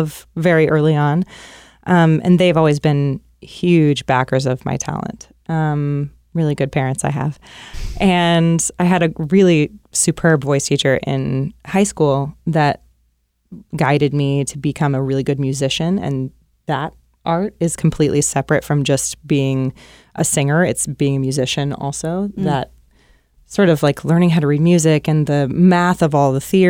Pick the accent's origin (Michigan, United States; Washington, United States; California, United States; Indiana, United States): Indiana, United States; Indianapolis; moved away as an adult; also born or lived in Illinois; now in New York, United States; I'm from Indianapolis, Indiana